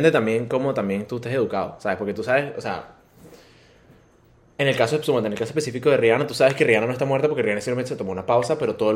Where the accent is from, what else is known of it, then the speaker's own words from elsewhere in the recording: Venezuela; nosotros somos venezolanos.